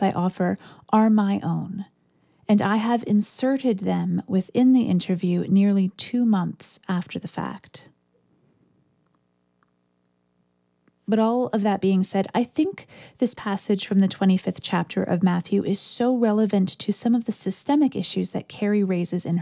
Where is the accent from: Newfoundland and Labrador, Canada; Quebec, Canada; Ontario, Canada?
Ontario, Canada; Orillia; I grew up near Orillia, Ontario, which has a population of about 30,000